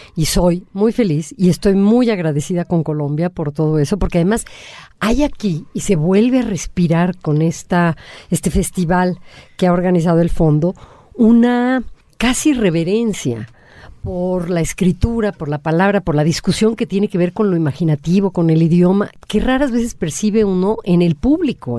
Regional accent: Mexico

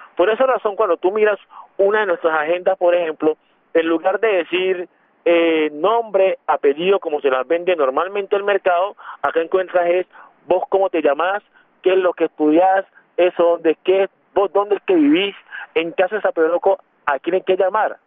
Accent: Quibdó, Chocó, Colombia; moved away as an adult; now in Bogotá, Colombia; yo soy eh, de Quindó

